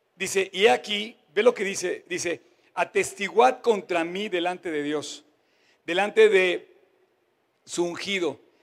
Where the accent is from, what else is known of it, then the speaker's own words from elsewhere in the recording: Mexico; me incluyo como mexicano